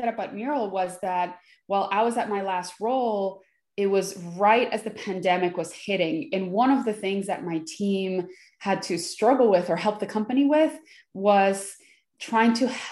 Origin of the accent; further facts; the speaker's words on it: Venezuela; now in United States; I was born in Venezuela. And then as the country started getting a little bit politically unstable, we decided to leave and we came to the United States. So I've been here in the United States since 95.